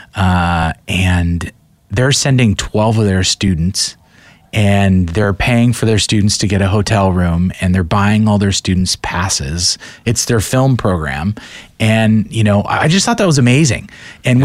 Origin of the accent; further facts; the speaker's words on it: Portland, Oregon, United States; I'm from Portland